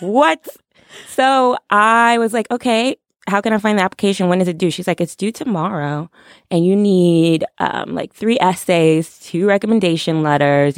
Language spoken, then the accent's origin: English; New York, United States; I'm from New York